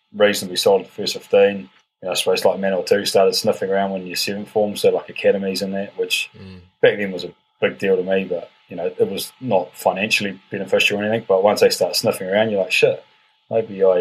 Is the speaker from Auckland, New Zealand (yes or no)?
no; Palmerston North, Manawatū-Whanganui, New Zealand; I grew up in Palmy.